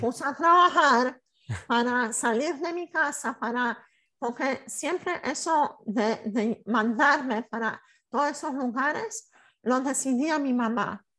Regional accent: Poland; Spanish is a second language; soy polaca

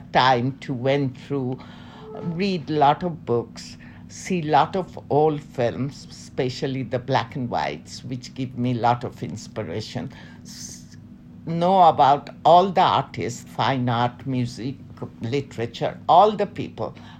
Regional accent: Dhaka, Dhaka Division, Bangladesh; moved away as an adult; also born or lived in Chattogram, Bangladesh / London, United Kingdom / Milan, Italy; my mother is from Dhaka. My father is from North Bengal, Rangpur, now the Nilphamari district. Okay. And I stayed, I think, when I was around 2 years, we came to Dhaka. I was brought up in Dhaka, in old Dhaka.

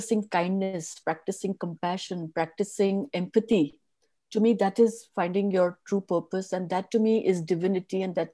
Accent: Mangalore, Karnataka, India; I come from Mangalore. My family comes from Mangalore

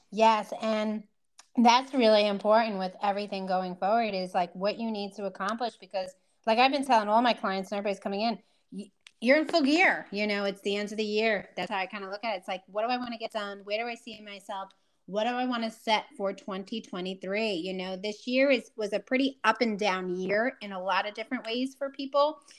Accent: New York, United States; I'm that New Yorker

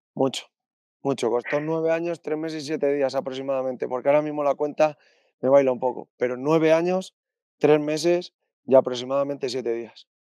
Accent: Spain; also born or lived in Alcalá de Henares, Community of Madrid / Torrejón del Rey, Castilla-La Mancha; al principio vivía en Alcalá, luego en Torrejón del Rey

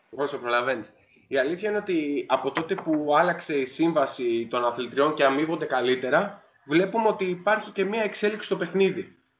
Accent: Greece; εμείς σαν Έλληνες

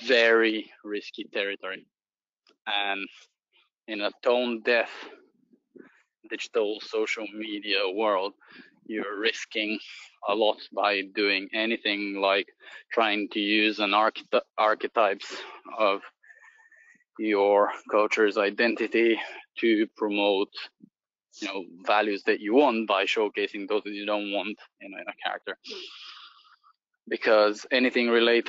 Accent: Bulgaria; moved away; I'm originally from Bulgaria.

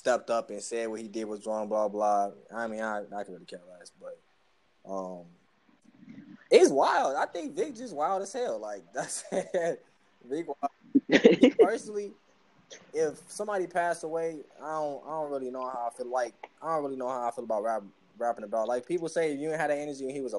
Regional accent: Chicago, Illinois, United States; I'm from Chicago

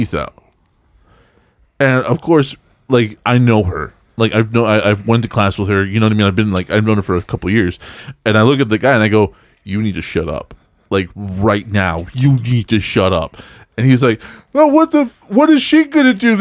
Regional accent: El Paso, Texas, United States; I grew up in Texas

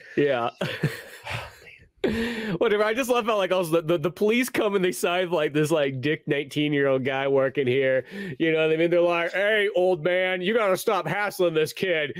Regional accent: United States; as an American

